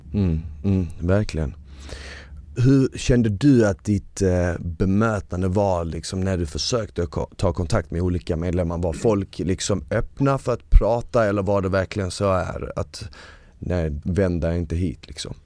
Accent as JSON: {"language": "Swedish", "town": "Malmö", "region": "Skåne", "country": "Sweden", "tie": "born or raised there", "also_born_or_lived": "Bosnia", "second_language": "Swedish", "said": "vi bodde på Rosengård"}